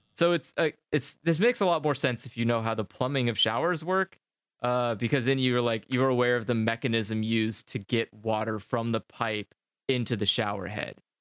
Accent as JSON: {"language": "English", "country": "United States", "moved": "yes", "said": "as an American"}